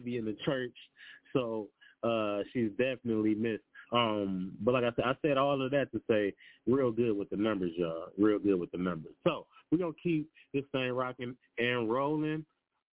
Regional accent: Detroit, Michigan, United States; I'm from Detroit

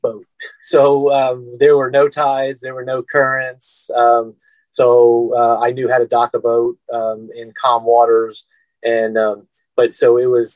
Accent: Scottsdale, Arizona, United States; we're from Scottsdale, Arizona

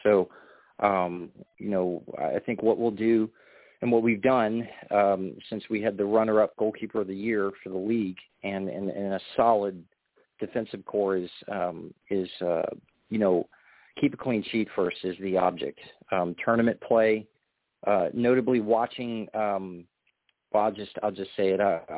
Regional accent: Louisiana, United States; born or raised there

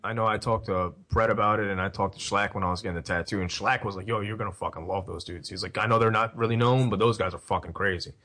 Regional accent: Philadelphia, Pennsylvania, United States; I'm from Philly

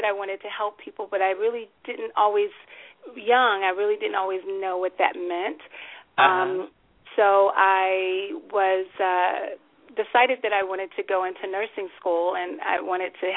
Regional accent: Oklahoma, United States; moved away; I'm a native of Oklahoma

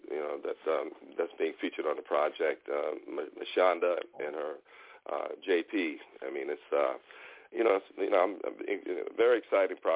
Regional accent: Houston, Texas, United States; moved away as an adult; also born or lived in Los Angeles; Born and raised in Houston, Texas.

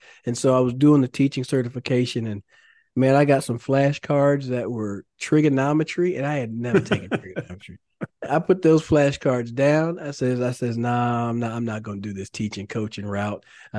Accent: Carrollton, Texas, United States; I grew up in the Dallas area, so I grew up in Carrollton.

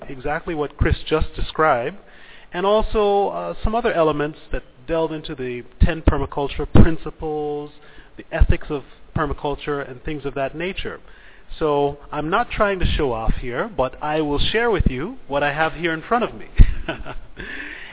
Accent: Belize; I come from Belize

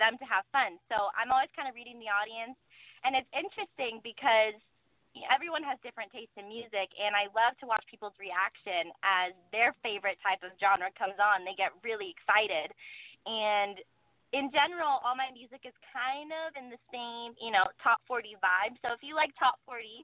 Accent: Malibu, California, United States; I grew up in Malibu. I went to Malibu High, and it's my hometown

